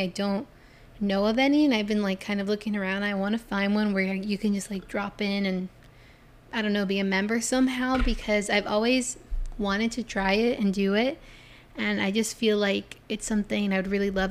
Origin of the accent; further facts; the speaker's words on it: Florida, United States; I'm from Florida